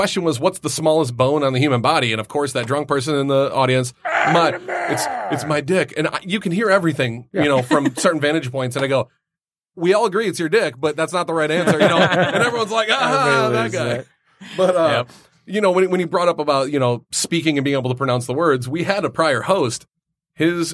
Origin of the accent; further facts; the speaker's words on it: Canada; accent: Canadian; moved away; I pronounce things as a Canadian